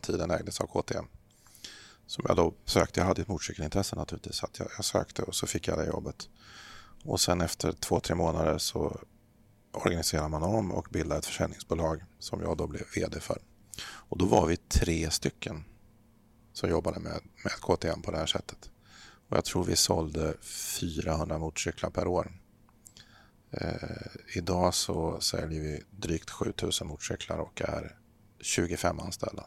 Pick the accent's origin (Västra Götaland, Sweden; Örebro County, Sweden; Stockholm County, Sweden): Örebro County, Sweden; Örebro; also born or lived in Eskilstuna; Jag är född i Eskilstuna men uppväxt i, utanför Örebro så att det här är mina hemtrakter.